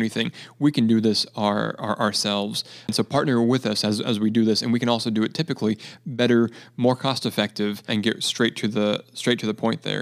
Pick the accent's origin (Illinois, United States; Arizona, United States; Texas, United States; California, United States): California, United States; near Parkfield; moved away; I'm from California. Uh, I grew up about forty-five miles away from Parkfield